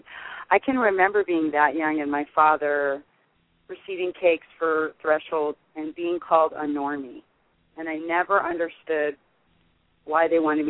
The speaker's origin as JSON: {"language": "English", "town": "Los Angeles", "region": "California", "country": "United States", "tie": "born or raised there", "also_born_or_lived": "Sherman Oaks", "said": "I was San Fernando Valley. Mm-hmm. And my father went to a couple of regular meetings, but when I was little, it was the west side of the Valley, and then as a teenager, I grew up in Sherman Oaks."}